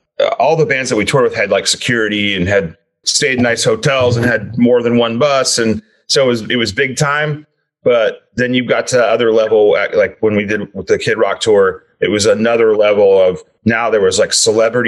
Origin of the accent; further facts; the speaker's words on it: Anaheim, California, United States; We're all from Anaheim.